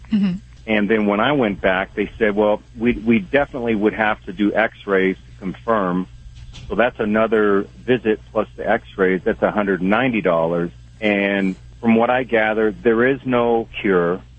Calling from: Wyoming, United States; Well, I'm uh, truck driving here in Wyoming.

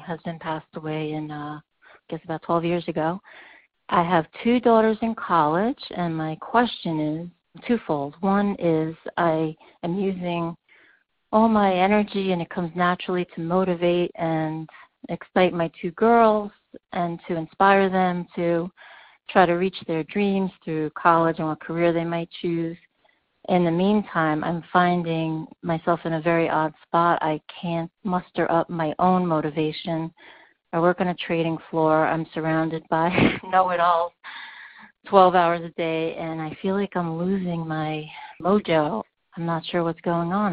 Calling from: New York City, New York, United States; I'm calling from New York City

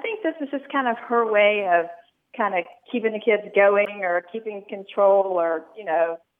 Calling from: Flower Mound, Texas, United States; I'm calling from Flower Mound, Texas.

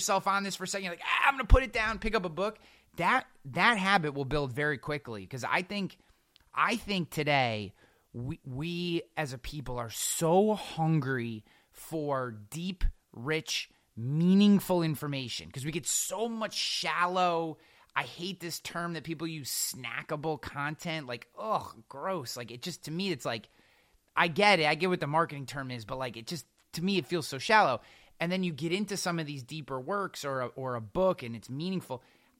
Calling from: Albany, New York, United States; I work for the state. I'm coming from Albany, New York. We have 250,000 state workers here.

